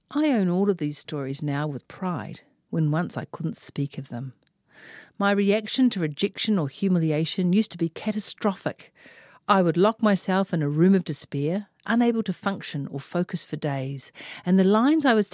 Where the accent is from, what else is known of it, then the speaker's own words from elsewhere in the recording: Auckland, New Zealand; I am from West Auckland after all.